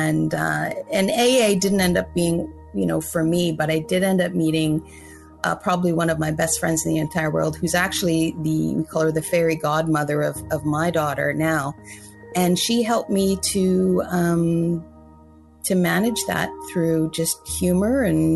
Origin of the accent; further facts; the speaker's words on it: Sioux Lookout, Ontario, Canada; also born or lived in Fort William First Nation, Thunder Bay; I grew up in a very small town, Sulakout, Ontario, northwestern Ontario, and of about 3,000 people